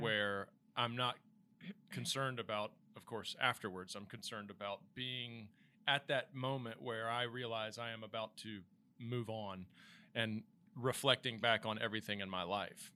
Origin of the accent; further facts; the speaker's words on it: the South, United States; now in North Carolina, United States; I grew up in the South as well